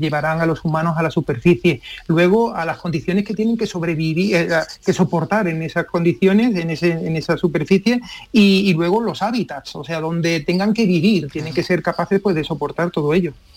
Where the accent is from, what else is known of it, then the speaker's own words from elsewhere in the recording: Seville, Andalusia, Spain; soy de Sevilla